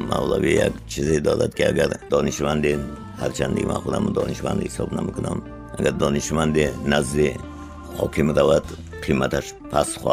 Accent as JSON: {"language": "Tajik", "country": "Tajikistan", "said": "ман миллатгарон нестам ман миллатдӯстам ман тоҷикам ва ҳамин забони миллатиман дӯст медорам"}